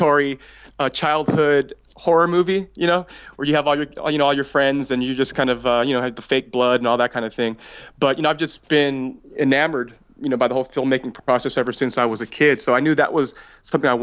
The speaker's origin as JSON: {"language": "English", "region": "California", "country": "United States", "also_born_or_lived": "Memphis / Phoenix", "moved": "as an adult", "said": "I'm from California"}